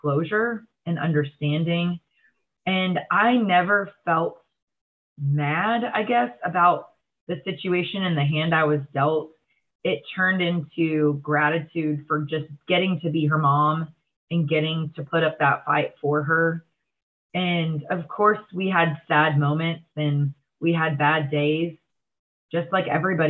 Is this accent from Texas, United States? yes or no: yes; Texas, United States; moved away; it's my hometown. It's in the middle of nowhere in Texas